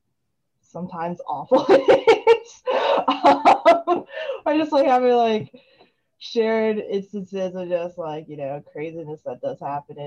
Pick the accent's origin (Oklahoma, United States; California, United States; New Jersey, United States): New Jersey, United States; Basking Ridge; I'm currently in New Jersey, just like back in my hometown, Baskin Ridge